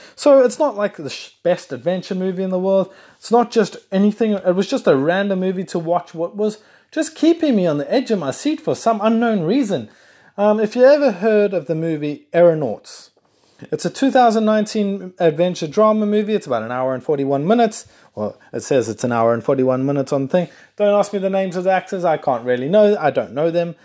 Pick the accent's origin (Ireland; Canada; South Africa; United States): South Africa; And I'm South African. I'm not Australian if anyone's listening thinking you sound Australian. I am South African